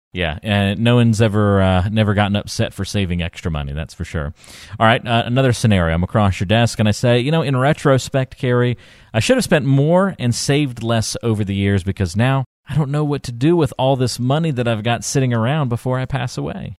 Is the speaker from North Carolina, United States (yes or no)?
yes; North Carolina, United States; I grew up in North Carolina, but my parents are, uh, are from New Jersey